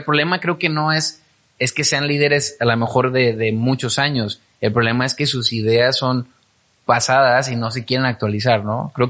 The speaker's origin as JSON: {"language": "Spanish", "country": "Mexico", "said": "Como mexicano lo tiene que, que está cambiando"}